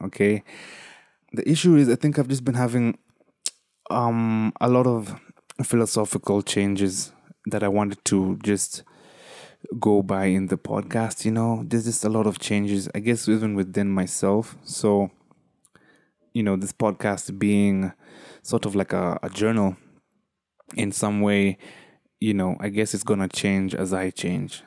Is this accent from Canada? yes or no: no; Kenya; as a Kenyan, you know, as a third, third worldian